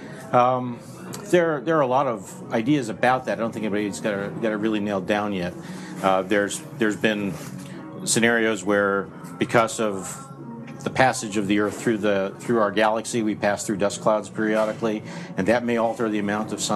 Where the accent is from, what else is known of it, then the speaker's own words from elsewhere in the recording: New Jersey, United States; moved away; I'm from Jersey. I'm a guy from Jersey, and it's a foreign land